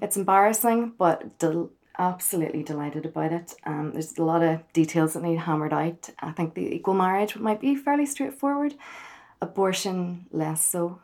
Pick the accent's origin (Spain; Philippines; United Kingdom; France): United Kingdom; Belfast, Northern Ireland; from Belfast